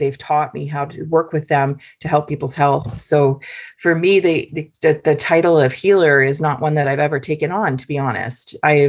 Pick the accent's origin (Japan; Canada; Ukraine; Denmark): Canada; Medicine Hat, Alberta; I grew up in Medicine Hat and I grew up in the sort of hoodoos and canyons of the prairie landscape, with edging onto an area called the Cypress Hills. Elk Water was just 30 minutes from where I grew up.